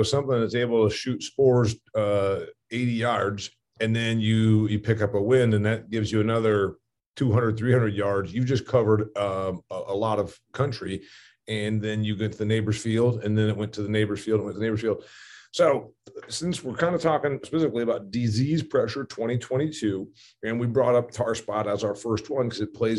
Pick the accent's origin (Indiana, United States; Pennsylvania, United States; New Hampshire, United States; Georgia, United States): Indiana, United States; Northeast; I was raised in Indiana. I have a farm in Indiana. I'm sitting in my office in my farmhouse in Indiana.